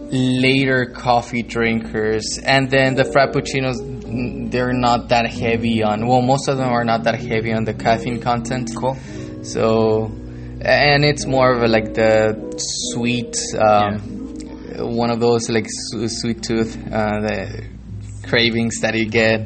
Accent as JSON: {"language": "English", "town": "San Juan", "region": "Texas", "country": "United States", "tie": "born or raised there", "also_born_or_lived": "Reynosa, Tamaulipas, Mexico", "said": "I was born here uh, in yeah. San Juan"}